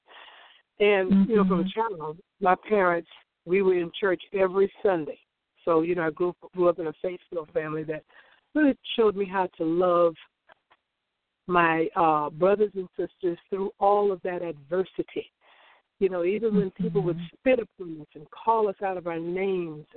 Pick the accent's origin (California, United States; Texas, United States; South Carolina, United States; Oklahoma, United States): South Carolina, United States; Orangeburg; I grew up in South Carolina, as you said, in a little town called Orangeburg.